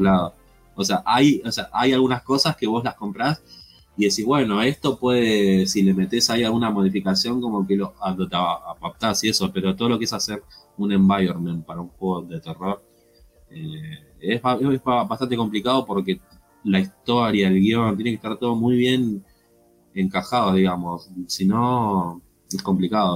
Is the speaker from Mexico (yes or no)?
no; Argentina; acá en mi país